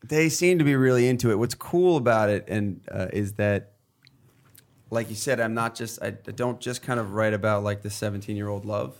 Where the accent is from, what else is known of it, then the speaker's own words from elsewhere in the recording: New York, United States; I grew up in New York, and we're all kinda tough here